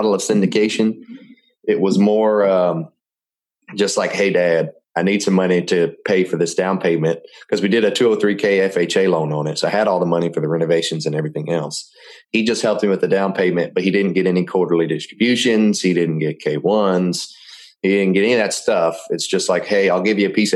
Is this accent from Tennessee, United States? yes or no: yes; Memphis, Tennessee, United States; moved away as an adult; I'm from Memphis, Tennessee, and moved down here about 3.5 years ago to start my career as a technician